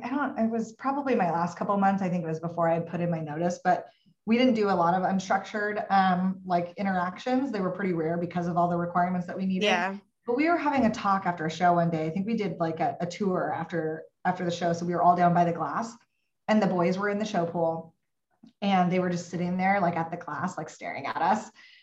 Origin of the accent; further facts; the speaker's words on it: Pacific Northwest, United States; also born or lived in Texas; I was living in Texas. I'm from the Pacific Northwest. So that is a very difficult place for a Pacific Northwest girl to live